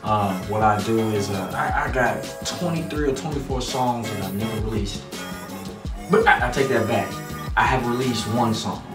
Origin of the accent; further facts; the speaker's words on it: New York, United States; moved away; also born or lived in Indianapolis; I am from New York.